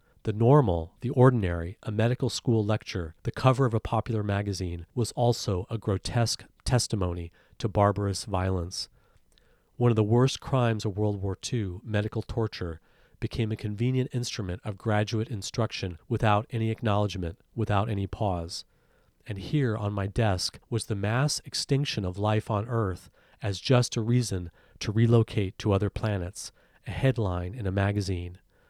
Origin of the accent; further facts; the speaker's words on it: South Carolina, United States; When I was a kid growing up in South Carolina, the reality of violence and power that impacted me so deeply was not spoken about.